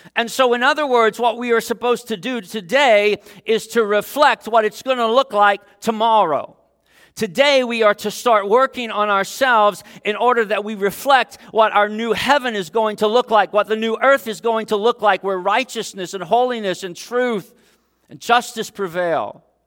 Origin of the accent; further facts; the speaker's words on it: Dayton, Ohio, United States; moved away; my hometown of Dayton, Ohio